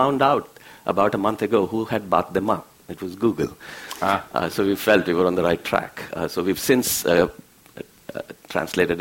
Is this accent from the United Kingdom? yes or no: no; India; now in San Diego, United States; I grew up in India.